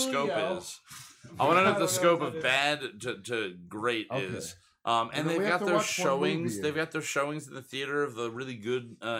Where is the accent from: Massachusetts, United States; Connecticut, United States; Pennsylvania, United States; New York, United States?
New York, United States; New York City; Staten Island, my hometown.